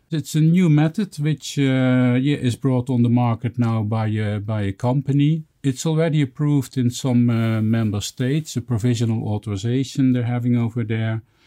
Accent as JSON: {"language": "English", "country": "Netherlands", "said": "in my home country in the Netherlands where I live."}